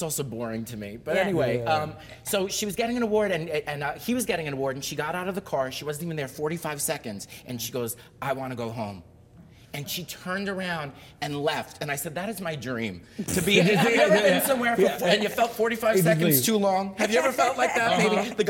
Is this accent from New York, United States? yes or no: yes; Staten Island, New York, United States; I'm from New York, Staten Island.